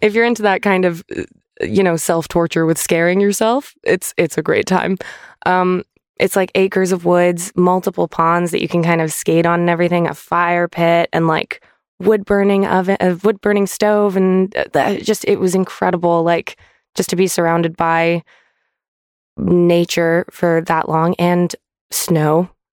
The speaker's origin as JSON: {"language": "English", "country": "Canada", "moved": "yes", "lives_now": "United Kingdom", "said": "to go back to Canada. I got to go back to my home country"}